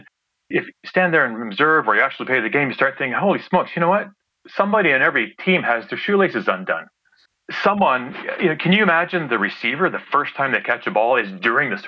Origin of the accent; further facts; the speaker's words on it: Ontario, Canada; I grew up in Ontario